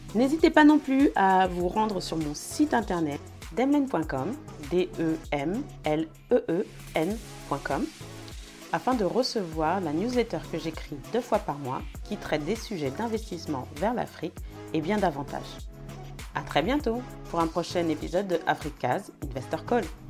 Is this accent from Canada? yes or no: no; France; on est français, on y vit